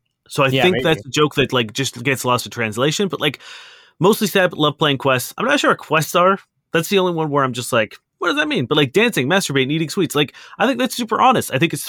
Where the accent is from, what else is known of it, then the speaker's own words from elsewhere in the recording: Ukraine; now in Lithuania; I'm from Ukraine, living and working in Lithuania for now.